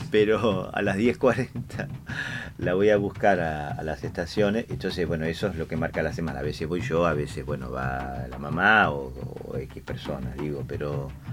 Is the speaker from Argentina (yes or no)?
yes; Argentina; yo soy argentino